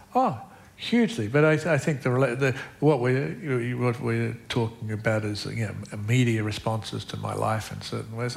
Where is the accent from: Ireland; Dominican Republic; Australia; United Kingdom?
Australia; I'm Australian.